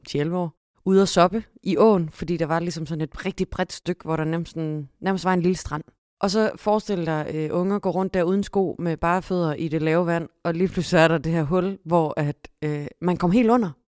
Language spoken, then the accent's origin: Danish; Vejle, Southern Denmark, Denmark; jeg er født og opvokset i Vejle og ud gennem Grejsdalen